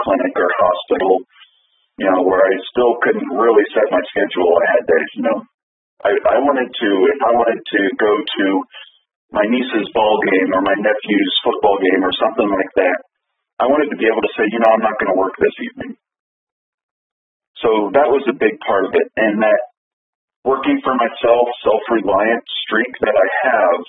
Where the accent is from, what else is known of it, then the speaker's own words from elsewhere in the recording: Central Kansas, United States; I was born and raised in Central Kansas, lived here most of my life.